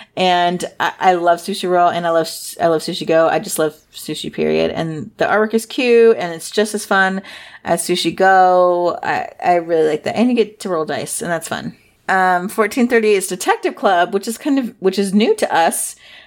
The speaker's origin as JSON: {"language": "English", "region": "Midwest", "country": "United States", "said": "I'm from the Midwest"}